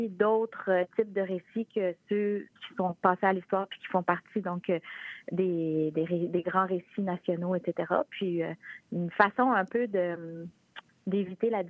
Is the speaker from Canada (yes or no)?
yes; La Malbaie, Quebec, Canada; je viens de Rivière-Malbaie, la Malbaie